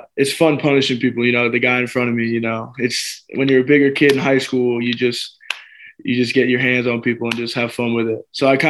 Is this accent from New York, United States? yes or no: no; Jacksonville, Florida, United States; So I'm from Jacksonville, Florida. I've been born and raised there. To be honest, I've never lived outside of Jacksonville. You know, I love it there. It's where I grew up.